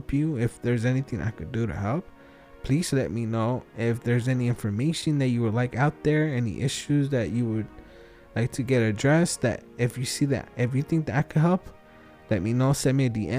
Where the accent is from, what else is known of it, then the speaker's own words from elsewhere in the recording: Wilmington, California, United States; I'm from Wilmington